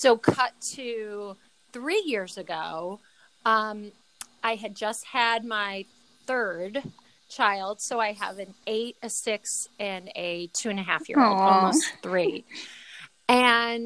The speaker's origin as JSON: {"language": "English", "town": "Chicago", "region": "Illinois", "country": "United States", "said": "I'm from the South Side of Chicago"}